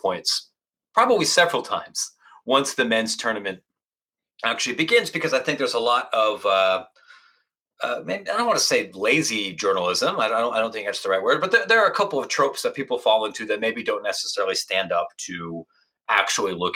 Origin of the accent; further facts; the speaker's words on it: Licking County, Ohio, United States; moved away as an adult; also born or lived in Washington, D.C. / Columbus, Ohio; now in Chicago, United States; I grew up in Licking County, Pataskala, Granville, Newark, Ohio